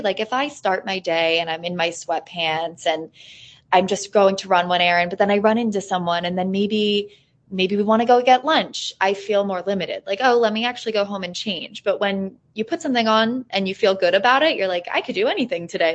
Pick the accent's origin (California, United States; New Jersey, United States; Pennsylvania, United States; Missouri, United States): Pennsylvania, United States; Hawley; moved away as an adult; also born or lived in Washington, D.C. / New York City / Boston; I enjoyed my experience growing up here